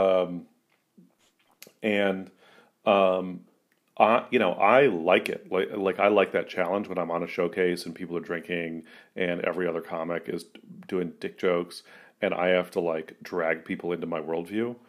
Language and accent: English; San Francisco, California, United States; also born or lived in Portland, Oregon; growing up in San Francisco